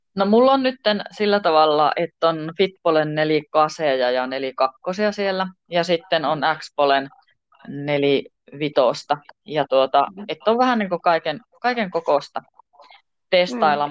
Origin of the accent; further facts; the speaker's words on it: Tornio, Lapland, Finland; minä tuun Torniosta